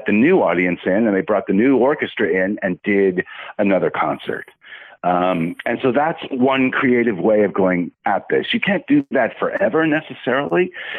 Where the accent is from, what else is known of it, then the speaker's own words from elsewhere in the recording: California, United States; moved away as an adult; now in Chicago, United States; I'm a Californian